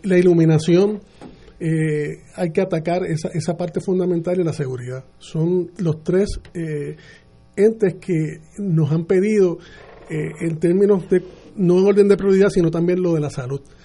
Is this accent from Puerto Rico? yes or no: yes; San Juan, Puerto Rico; yo soy nacido y criado en Tras Talleres